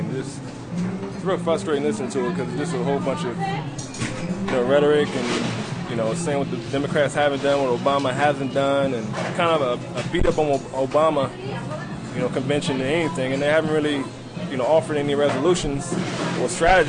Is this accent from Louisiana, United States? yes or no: yes; Louisiana, United States